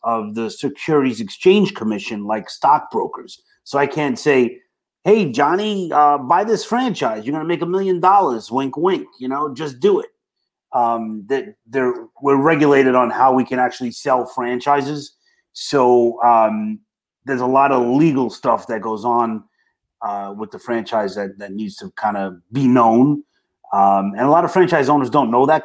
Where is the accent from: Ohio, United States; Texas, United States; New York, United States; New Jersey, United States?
New York, United States; New York City; accent: Brooklyn; I got my Brooklyn accent going on